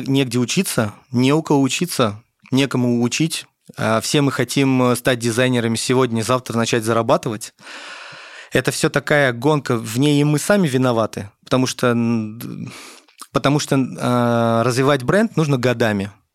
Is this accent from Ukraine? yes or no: no; Tashkent, Uzbekistan; я родился в Узбекистане, в Ташкенте